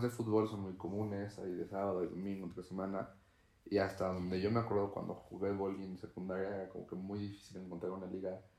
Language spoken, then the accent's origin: Spanish; Tlaxcala, Mexico; las personas que somos de Tlaxcala vivimos eso.